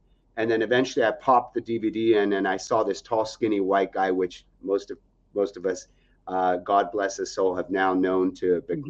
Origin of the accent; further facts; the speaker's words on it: Algeria; also born or lived in Nebraska, United States; I was born in Nebraska, and then 6 months old as a baby, we then moved to Algeria in Africa, a third world country.